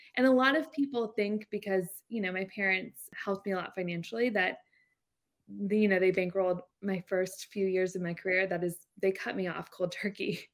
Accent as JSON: {"language": "English", "town": "Jacksonville", "region": "Florida", "country": "United States", "tie": "born or raised there", "said": "I'm from Jacksonville, Florida. I was actually adopted, which is, like, a random fact, but grew up in, in Jacksonville"}